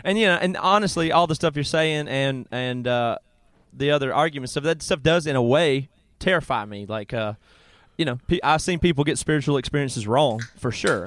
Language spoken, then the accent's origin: English; South Carolina, United States; where I grew up in South Carolina